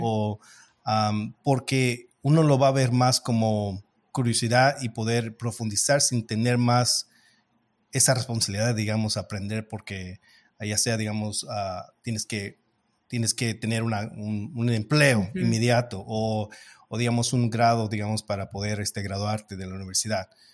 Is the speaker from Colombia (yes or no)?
no; Los Angeles, California, United States; also born or lived in Mexico; yo soy de México, aunque crecí en Los Ángeles.